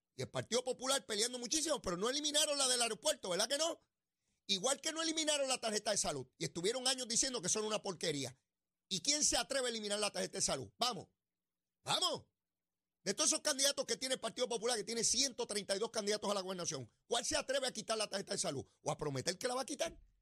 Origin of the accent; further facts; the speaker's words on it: Puerto Rico; como puertorriqueño